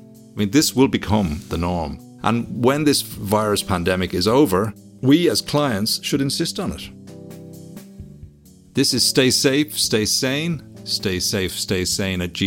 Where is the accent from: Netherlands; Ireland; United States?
Ireland; Bray, Leinster; my hometown in Bray in Ireland